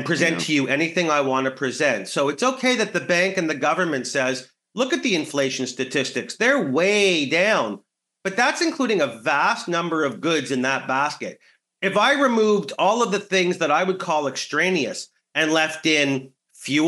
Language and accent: English; Canada; as a Canadian